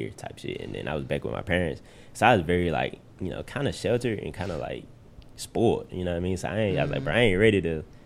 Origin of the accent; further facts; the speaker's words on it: Memphis, Tennessee, United States; I grew up here in Memphis, grew up in Frazier, spent my summers in Westwood.